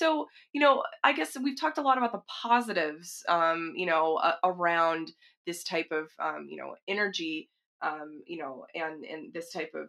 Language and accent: English; Texas, United States; Well, I'm not sixth generation, but I'm from Texas.